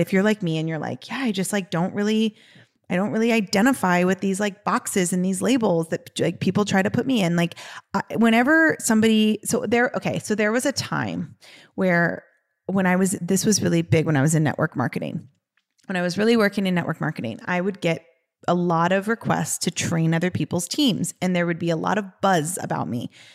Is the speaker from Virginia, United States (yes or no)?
no; Los Angeles, California, United States; we are from Los Angeles